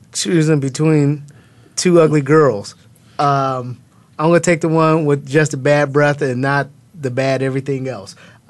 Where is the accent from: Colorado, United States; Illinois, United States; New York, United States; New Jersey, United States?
Illinois, United States; Chicago; I'm from the Chi